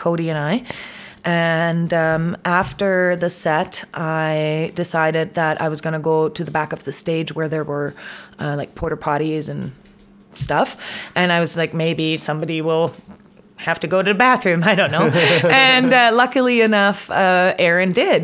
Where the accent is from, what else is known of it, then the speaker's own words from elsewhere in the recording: Munich, Bavaria, Germany; moved away as an adult; now in Canada; I'm from Munich